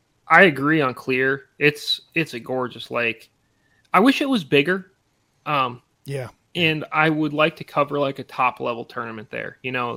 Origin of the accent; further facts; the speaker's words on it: United States; growing up on Champlain